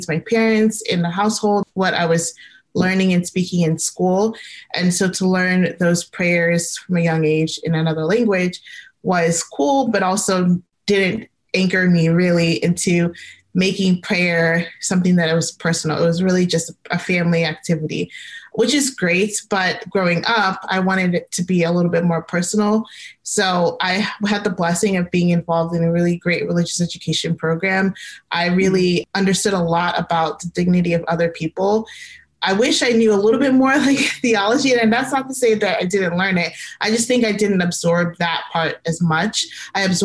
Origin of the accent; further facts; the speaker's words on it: Gaithersburg, Maryland, United States; I grew up in Gaithersburg, Maryland